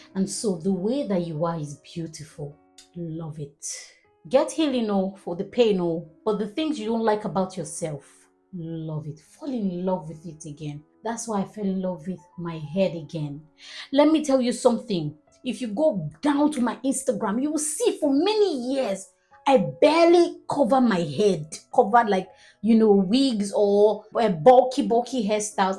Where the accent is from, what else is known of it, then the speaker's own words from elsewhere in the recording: Nigeria; I'm a Nigerian